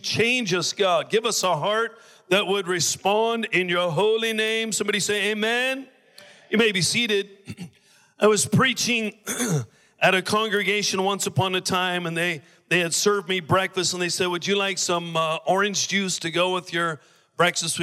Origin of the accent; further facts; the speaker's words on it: Oregon, United States; also born or lived in Maui; now in Honolulu, United States; I'm from Oregon.